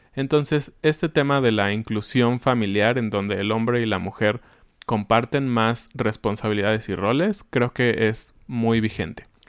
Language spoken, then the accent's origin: Spanish; Mexico; vivimos bien como mexicanos